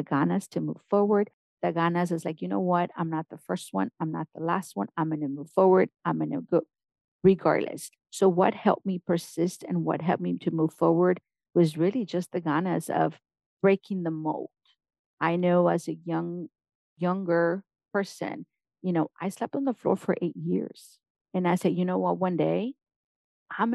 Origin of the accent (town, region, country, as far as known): Mexico; born or raised there; first language Spanish; English is a second language; now in United States